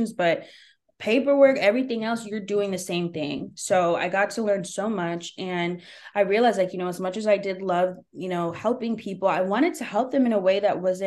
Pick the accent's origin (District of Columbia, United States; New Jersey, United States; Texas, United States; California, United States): New Jersey, United States; also born or lived in New York; I was back in my hometown, but I was the stranger. Even though I was born and raised here